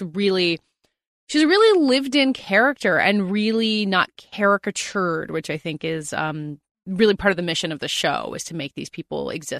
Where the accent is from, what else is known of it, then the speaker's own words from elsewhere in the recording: Southern United States, United States; And as a Southerner, I always like when anyone's doing a Southern accent